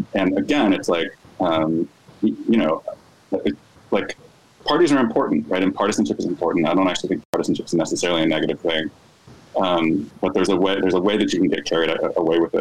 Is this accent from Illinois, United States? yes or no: yes; Chicago, Illinois, United States; as like an Illinoisan, you know, as a Chicagoan